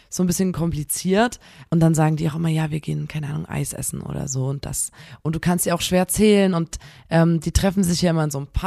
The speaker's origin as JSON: {"language": "German", "town": "Chemnitz", "region": "Saxony", "country": "Germany", "said": "bei uns in Chemnitz"}